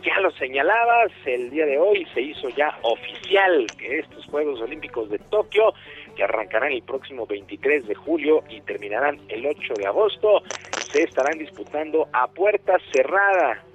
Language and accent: Spanish; Mexico